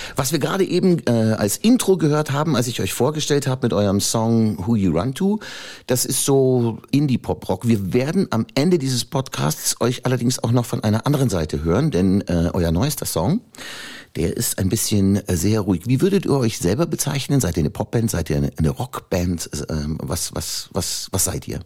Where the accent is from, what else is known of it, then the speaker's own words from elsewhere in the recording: Upper Palatinate, Bavaria, Germany; bin ich Oberpfälzer